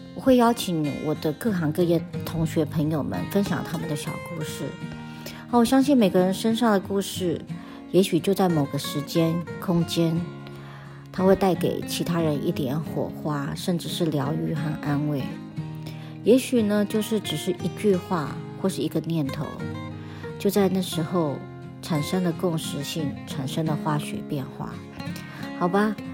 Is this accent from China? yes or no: no; Taiwan; moved away as an adult; now in United States; 我是在台湾长大，到了三十几岁，因为因缘际会来到了美国